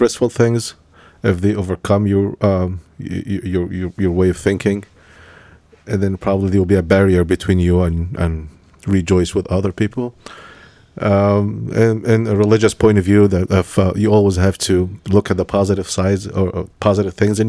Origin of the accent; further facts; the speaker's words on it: Egypt; moved away; I was born in Egypt